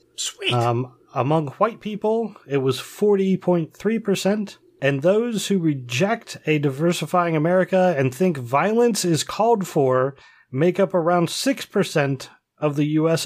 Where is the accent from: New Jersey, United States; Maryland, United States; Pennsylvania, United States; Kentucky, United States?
Pennsylvania, United States; we're from Pennsylvania